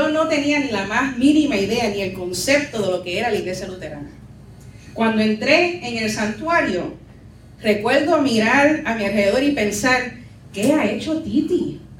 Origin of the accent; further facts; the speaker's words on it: Puerto Rico; now in New York, United States; Así describo mi experiencia como mujer puertorriqueña en la diáspora. Soy cristiana, soy new yorker y culturalmente mestiza.